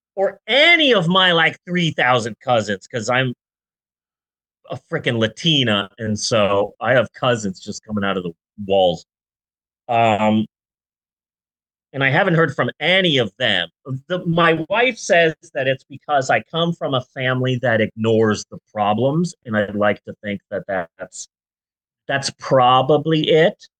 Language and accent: English; Phoenix, Arizona, United States; I'm from Phoenix